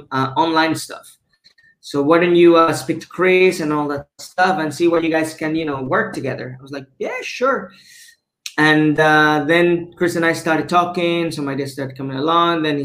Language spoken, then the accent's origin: English; Mexico City, Mexico; moved away as an adult; now in Cancun, Mexico; I'm originally from Mexico City, born and raised. I moved over to Cancun when I was 18 years old.